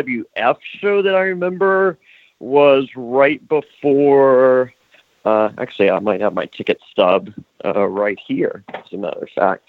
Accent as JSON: {"language": "English", "town": "Danville", "region": "Virginia", "country": "United States", "tie": "born or raised there", "said": "I grew up in Danville, Virginia"}